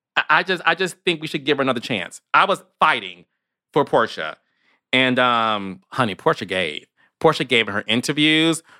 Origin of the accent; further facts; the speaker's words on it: Detroit, Michigan, United States; I'm from Detroit. And in Detroit, Michigan, where Kenya's also from